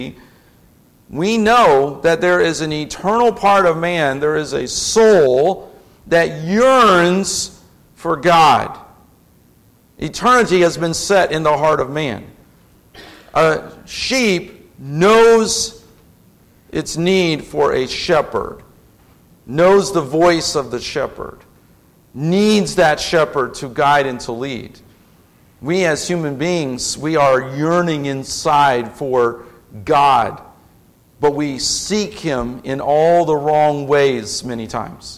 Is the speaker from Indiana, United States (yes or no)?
yes; Indianapolis, Indiana, United States; moved away as an adult; now in Lafayette, United States; I grew up in Indianapolis